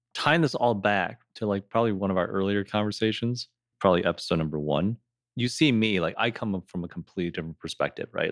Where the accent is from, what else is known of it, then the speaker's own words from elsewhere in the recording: Rochester, United States; growing up in Rochester, we definitely had a smaller Asian population.